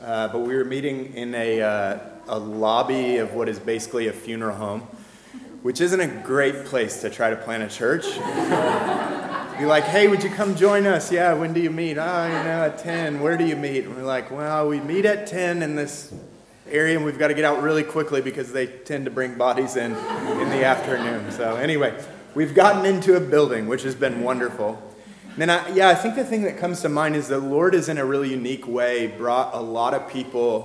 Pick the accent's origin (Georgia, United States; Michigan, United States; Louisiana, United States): Michigan, United States; moved away as an adult; also born or lived in North Carolina; now in Fayetteville, United States; We're both from Michigan and moved south very quickly